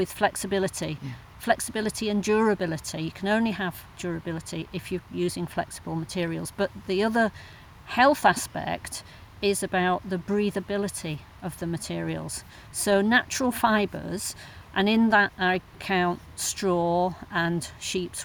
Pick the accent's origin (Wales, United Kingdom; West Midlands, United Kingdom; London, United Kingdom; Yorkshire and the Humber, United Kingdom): Yorkshire and the Humber, United Kingdom; Wakefield; now in Todmorden, United Kingdom; in Wakefield, my hometown